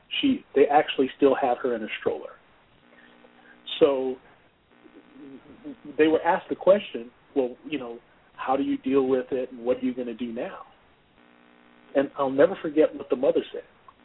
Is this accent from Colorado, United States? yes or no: no; New Jersey, United States; also born or lived in Georgia; Half and half. I grew up in New Jersey and I grew up in Georgia.